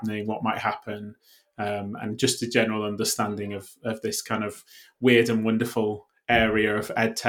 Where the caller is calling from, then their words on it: Cardiff, Wales, United Kingdom; I'm calling in from Cardiff in the UK.